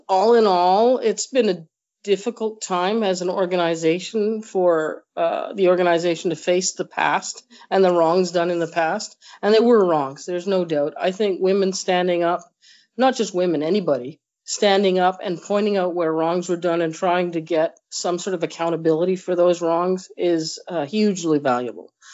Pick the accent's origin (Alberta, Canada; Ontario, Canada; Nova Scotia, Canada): Nova Scotia, Canada; moved away as an adult; now in Manitoba, Canada; I grew up in Nova Scotia